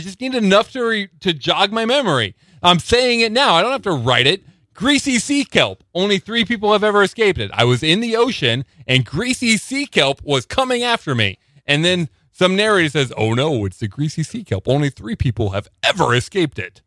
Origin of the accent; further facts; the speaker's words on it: Panama, Nebraska, United States; moved away; I'm from Panama. It's, it's near Hickman. It's twenty miles